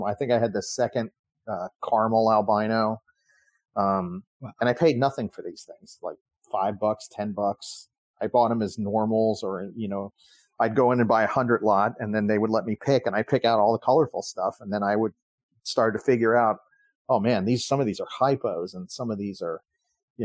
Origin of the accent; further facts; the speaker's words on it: Miami, Florida, United States; we grew up together down in Miami